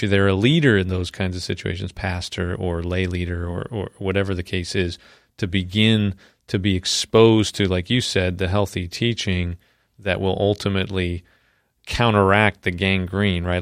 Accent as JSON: {"language": "English", "region": "New York", "country": "United States", "said": "I'm from New York"}